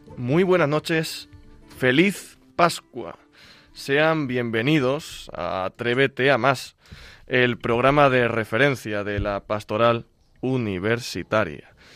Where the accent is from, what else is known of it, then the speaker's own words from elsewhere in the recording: Andalusia, Spain; En Andalucía, mi tierra